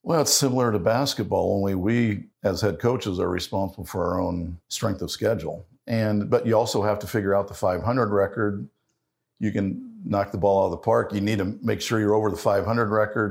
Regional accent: Ohio, United States; growing up in Ohio

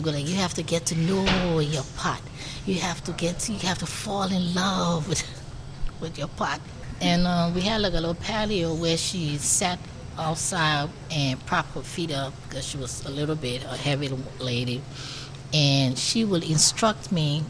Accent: Monrovia, Montserrado, Liberia; moved away as an adult; now in Richmond, United States; I grew up in Monrovia, Liberia, West Africa

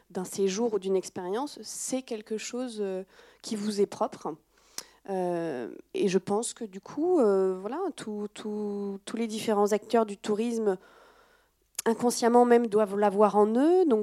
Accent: France; Alors, en tant que Française, peut-être, il hein, faut voir après à l'étranger.

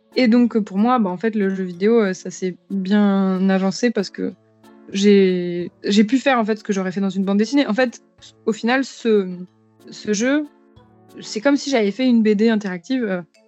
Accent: France; je suis une, vieille française euh, euh, sans aucune, sans aucune origine mystique ou, exotique que ce soit.

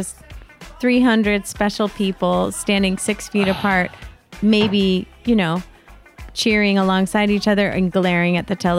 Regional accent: Connecticut, United States; moved away; coming from Connecticut

